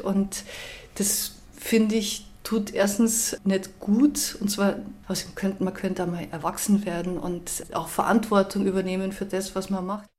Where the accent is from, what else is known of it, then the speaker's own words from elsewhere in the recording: Austria; so sehe ich das als Österreicherin